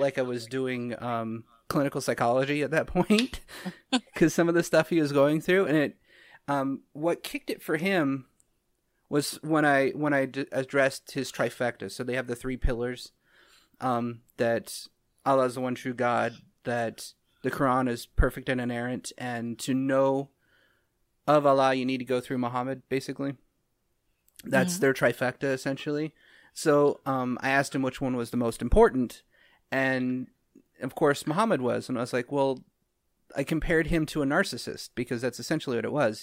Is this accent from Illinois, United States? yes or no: no; Utah, United States; I grew up in Utah